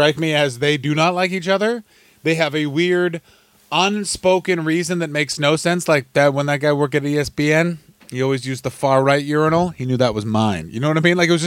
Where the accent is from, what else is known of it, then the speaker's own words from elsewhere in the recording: Ottawa, Ontario, Canada; I'm from Ottawa